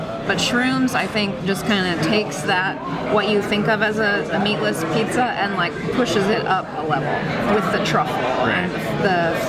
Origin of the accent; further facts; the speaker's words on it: Omaha, Nebraska, United States; I mean, I am from Omaha.